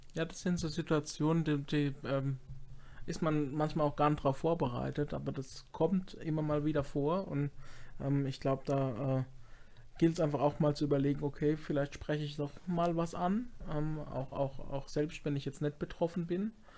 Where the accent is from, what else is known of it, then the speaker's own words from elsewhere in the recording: Baden-Württemberg, Germany; Ich komme auch irgendwo aus Baden und nicht aus Hamburg